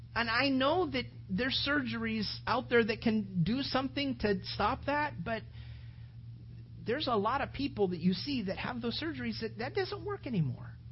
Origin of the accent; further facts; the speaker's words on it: California, United States; now in Sarasota area, Florida, United States; I grew up in California